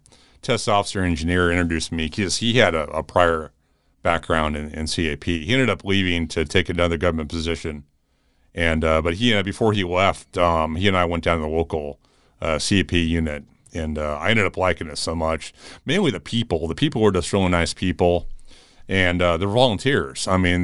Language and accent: English; Tucson, Arizona, United States; also born or lived in Phoenix; growing up in Tucson and later in Phoenix area